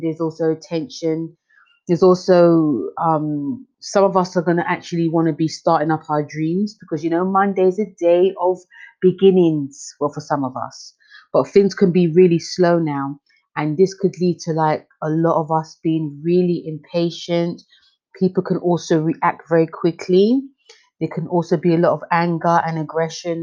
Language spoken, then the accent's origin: English; London, United Kingdom; I'm from London